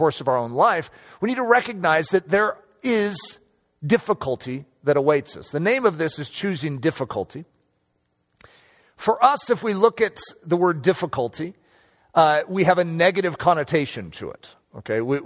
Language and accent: English; United States; I am an American, and I love being an American